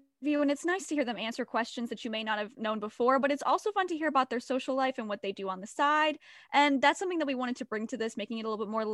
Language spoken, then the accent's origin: English; Avon, Ohio, United States; I'm from Avon, Ohio, which is the city rival to Avon Lake